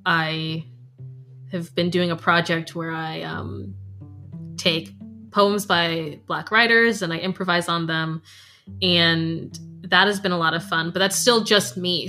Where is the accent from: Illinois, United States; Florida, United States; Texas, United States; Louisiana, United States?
Florida, United States; now in Scotland; when I was growing up in Florida, we always knew our neighbors' names